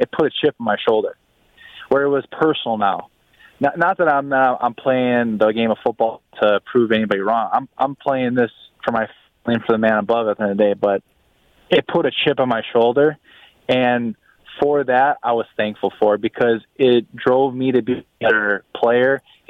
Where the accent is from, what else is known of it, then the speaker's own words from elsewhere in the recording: Wisconsin, United States; moved away as an adult; my whole entire career I played in Wisconsin. I grew up in Wisconsin, played high school ball there, went to the University of Wisconsin, then got drafted in Green Bay. So Wisconsin was all that I knew